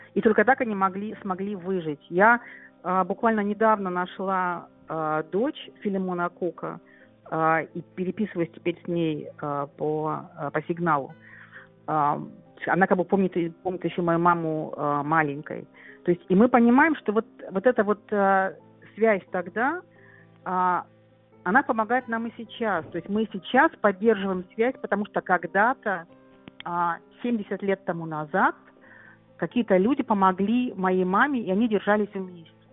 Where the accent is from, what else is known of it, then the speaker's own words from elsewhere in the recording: Kyrgyzstan; also born or lived in Rhineland, Germany; now in Germany; я вернулась в Кыргызстан